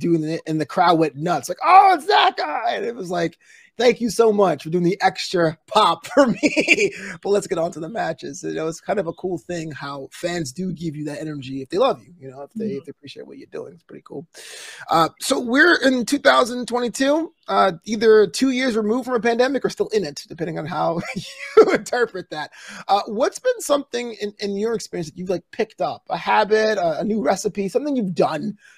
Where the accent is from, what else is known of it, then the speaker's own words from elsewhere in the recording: Brooklyn, New York, United States; I'm from Brooklyn